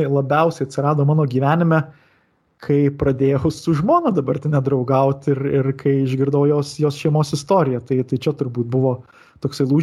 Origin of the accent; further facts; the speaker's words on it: Marijampolė County, Lithuania; šitame Šakių rajone, kur, kur, aš, kur aš augau, ten ir Julijonas Butėnas yra žuvęs pakankamai netoli nuo mano tėvų namų